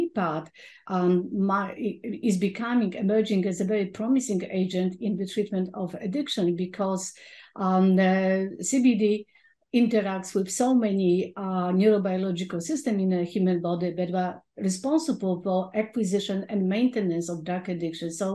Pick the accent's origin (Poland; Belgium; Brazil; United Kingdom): Poland; moved away; as a teenager growing up in Poland.